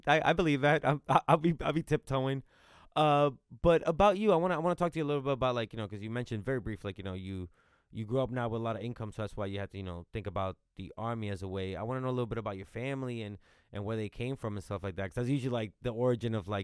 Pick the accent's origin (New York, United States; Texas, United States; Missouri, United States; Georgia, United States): New York, United States; also born or lived in Dominican Republic; I grew up in New York